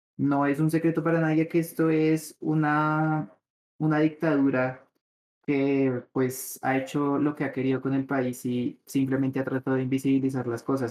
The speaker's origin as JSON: {"language": "Spanish", "country": "Colombia", "said": "Nosotros como colombianos"}